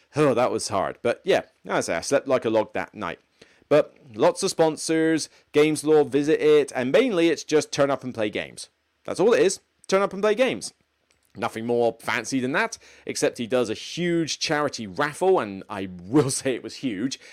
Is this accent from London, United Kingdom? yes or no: no; Taunton, South West England, United Kingdom; moved away as an adult; Taunton is my hometown.